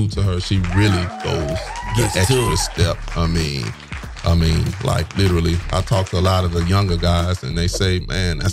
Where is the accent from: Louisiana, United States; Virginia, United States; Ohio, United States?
Louisiana, United States; New Orleans; moved away as an adult; also born or lived in Nigeria; now in Houston, United States; I grew up in New Orleans, went to high school, elementary